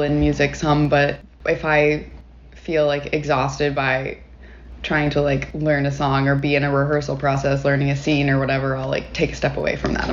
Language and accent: English; Knoxville, Tennessee, United States; moved away as an adult; also born or lived in Murfreesboro, Tennessee / Nashville, Tennessee / New York; now in Atlanta, United States; Originally, I am from Knoxville, Tennessee.